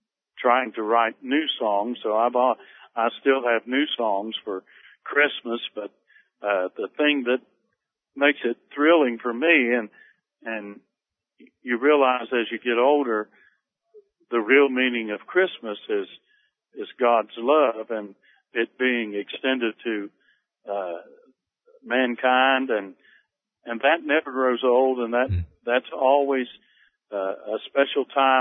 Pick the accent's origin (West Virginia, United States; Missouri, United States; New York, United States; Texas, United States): West Virginia, United States; Newton; moved away as an adult; now in Asheville, United States; I grew up in West Virginia. I enjoyed the little community of Newton, West Virginia, which is located about 50 miles north of Charleston